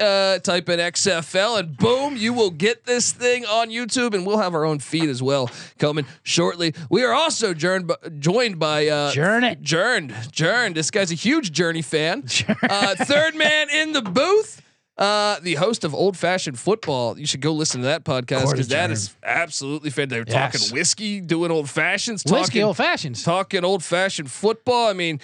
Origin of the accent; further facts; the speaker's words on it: Washington, District of Columbia, United States; I mean, I'm from Washington D.C. I've seen the Bullets turn into the Wizards.